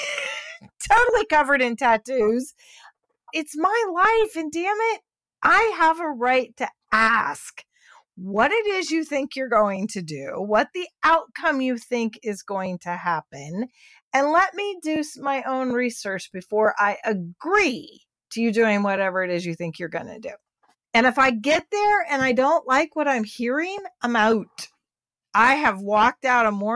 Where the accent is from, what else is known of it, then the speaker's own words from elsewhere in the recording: Houston, Texas, United States; also born or lived in Columbus, Ohio; I'm Texan